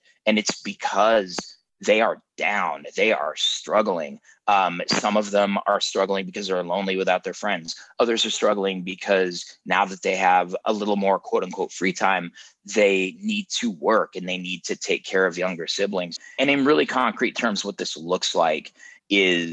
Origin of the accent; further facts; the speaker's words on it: Denver, Colorado, United States; I grew up in Denver, Colorado.